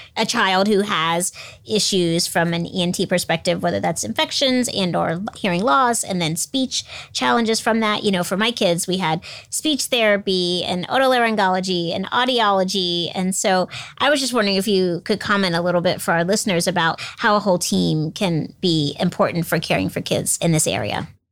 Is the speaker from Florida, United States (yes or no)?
yes; Florida, United States; moved away; I grew up in Florida